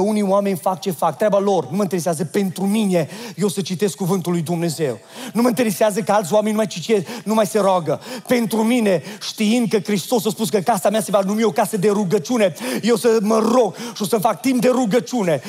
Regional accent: Oradea, Bihor County, Romania; am fost născut în Oradea

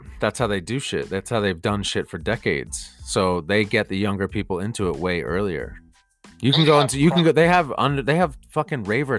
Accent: New Jersey, United States; Obviously, I'm from Jersey, and obviously, it's dope to live in New York.

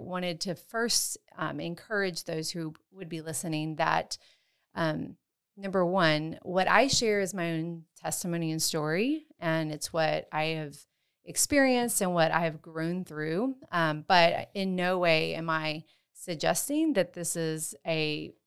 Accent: Texas, United States; moved away as an adult; also born or lived in West Africa / Washington State; I am from Texas originally.

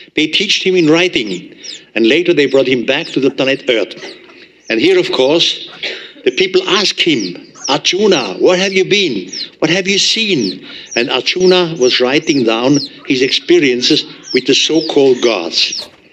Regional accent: Switzerland; accent: heavy German accent; English is a second language; I'm from Switzerland. Uh, my English is not the best. I still have a heavy German accent

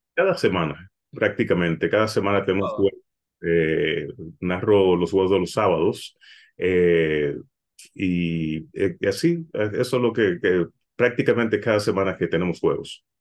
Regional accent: Puerto Rico; also born or lived in Dominican Republic (parents); now in Los Angeles, United States; Yo nací en Puerto Rico, mis padres son dominicanos

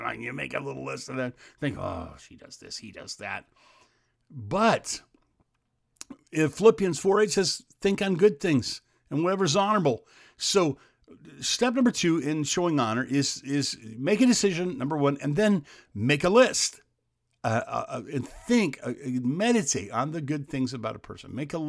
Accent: Xenia, Ohio, United States; born there; When I was born in Xenia, Ohio, my dad wasn't allowed to attend the birth.

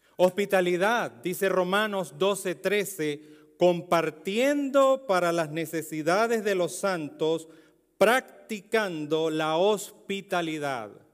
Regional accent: Venezuela; Un venezolano en Europa, en España y entre romanos

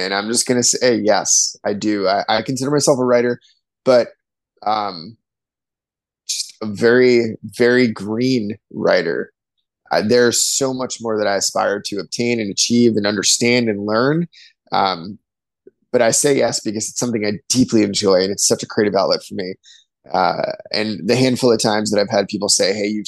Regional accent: East Coast, United States; now in near Lake Michigan, United States; growing up on the East Coast, the ocean was always a draw for me

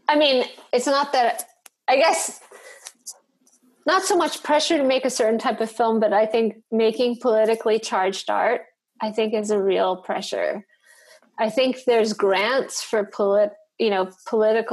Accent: New York, United States; moved away as an adult; also born or lived in Detroit; now in North Carolina, United States; I grew up in New York, and like half of the city doesn't look anything like what I grew up

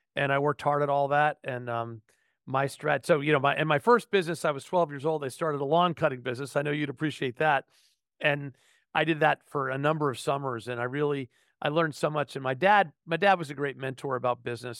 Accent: outside New York City, United States; I was born in New York City, grew up outside New York City, um, in the suburb north of town

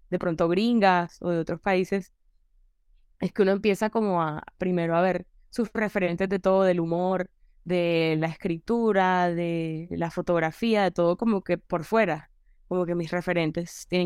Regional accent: Caribbean Region, Colombia; desde el, lugar donde crecí, o sea, el, Caribe es muy irreverente, es incorrecto y pues yo, ese es como que el humor con el que crece uno por default

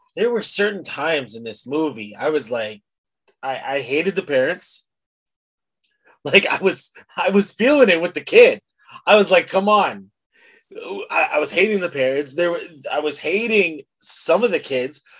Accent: Mississauga, Ontario, Canada; we grew up in Mississauga

